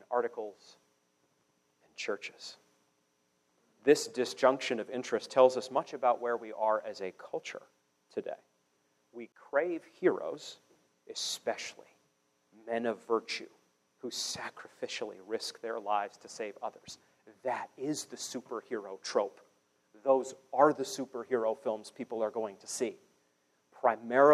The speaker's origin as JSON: {"language": "English", "region": "Maine", "country": "United States", "moved": "yes", "lives_now": "Kansas City, United States", "said": "I'm from Maine, so I'm used to real winter"}